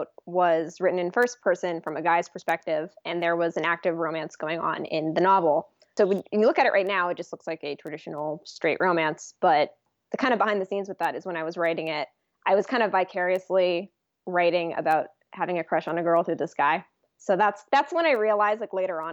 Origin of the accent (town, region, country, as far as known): San Francisco Bay Area, California, United States; born or raised there